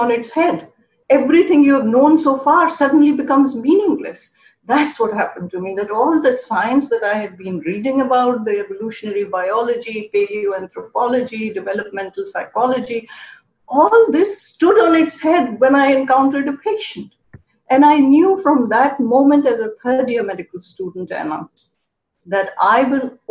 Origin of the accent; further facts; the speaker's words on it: Karachi, Sindh, Pakistan; moved away as an adult; also born or lived in Buffalo, New York; now in United States; I grew up in Karachi, Pakistan